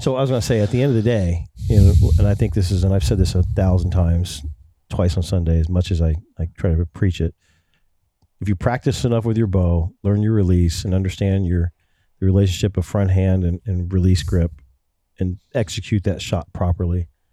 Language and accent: English; Ohio, United States; I'm from Ohio